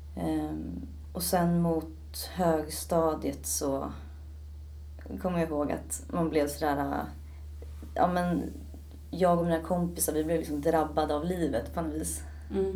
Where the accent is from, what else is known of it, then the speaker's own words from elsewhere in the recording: Stockholm, Stockholm County, Sweden; also born or lived in Södermalm / Ekerö; Jag är född och uppvuxen i Stockholm